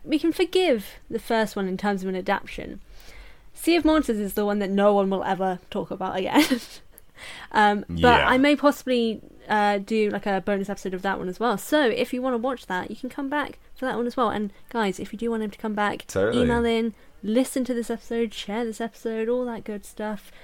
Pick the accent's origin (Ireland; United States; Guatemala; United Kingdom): United Kingdom; we're also British